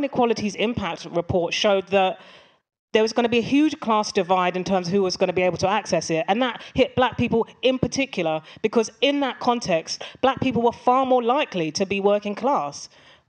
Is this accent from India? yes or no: no; London, United Kingdom; I grew up in Tottenham, and Tottenham is in a borough of London, Haringey